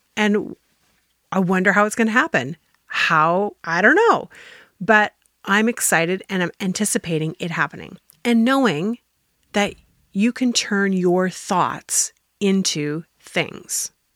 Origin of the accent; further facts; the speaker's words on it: Canada; I'm Canadian